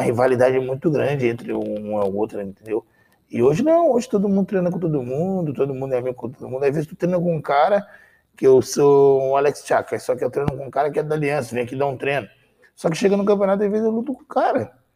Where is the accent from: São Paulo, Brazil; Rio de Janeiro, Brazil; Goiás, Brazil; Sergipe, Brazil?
Rio de Janeiro, Brazil; Teresópolis; moved away; Eu sou da cidade de Teresópolis, Rio de Janeiro